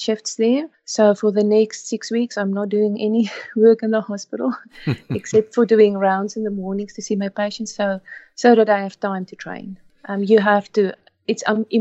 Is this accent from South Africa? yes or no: yes; South Africa; moved away as an adult; now in Canada; we grew up in South Africa